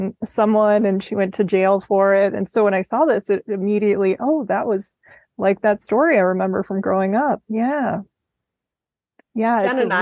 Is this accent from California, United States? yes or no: no; Minneapolis, Minnesota, United States; Yeah, because I'm from Minneapolis